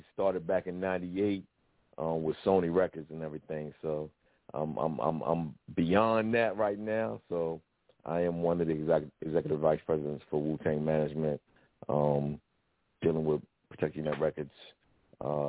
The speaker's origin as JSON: {"language": "English", "town": "Richmond", "region": "Virginia", "country": "United States", "said": "I'm originally from Richmond, VA, you know what I'm saying, Virginia."}